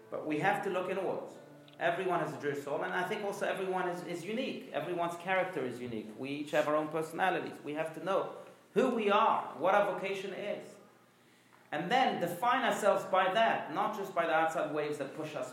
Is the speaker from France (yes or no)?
yes; France; moved away; I grew up in France. I was born in France.